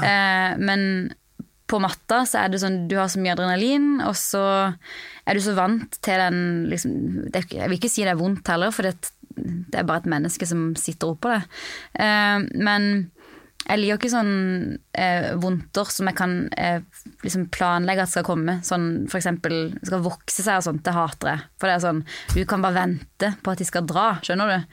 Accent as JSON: {"language": "Norwegian", "country": "Norway", "moved": "as an adult", "lives_now": "United States", "said": "jeg var hjemom i Norge"}